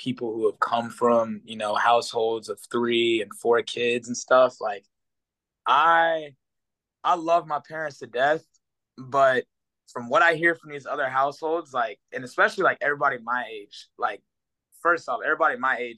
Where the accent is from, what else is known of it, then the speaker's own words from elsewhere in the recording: Houston, Texas, United States; also born or lived in Oklahoma City, Oklahoma / Kingwood, Texas; I was born in Oklahoma City, and then moved down to Houston probably around 2. So I remember, I mean, bits and pieces of being in Oklahoma, but yeah, for the most part, I've been in Houston my entire life.